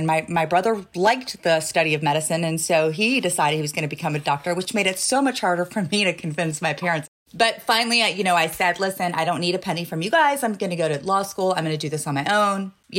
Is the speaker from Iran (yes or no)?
yes; Iran; born there; Yeah, so I was born in Iran. My parents are Iranian.